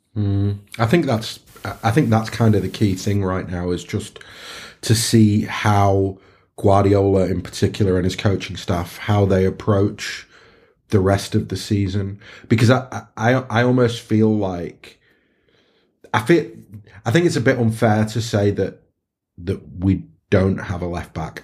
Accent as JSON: {"language": "English", "town": "Stockport", "region": "North West England", "country": "United Kingdom", "said": "We're all, we're all Stockport lads"}